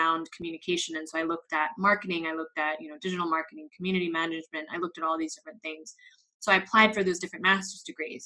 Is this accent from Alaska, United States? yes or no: no; Los Angeles, California, United States; moved away as an adult; now in Madrid, Spain; I am originally from Los Angeles, but I'm based here in Madrid, Spain. I've been here for close to 9 years now